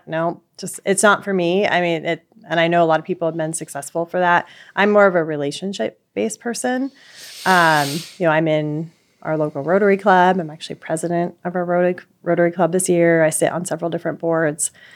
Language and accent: English; Pacific Northwest, United States; I am from Pacific Pacific Northwest